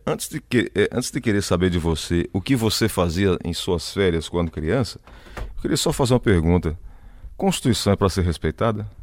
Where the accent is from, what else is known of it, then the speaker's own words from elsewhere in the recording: Cajazeiras, Paraíba, Brazil; Eu nasci em Cajazeiras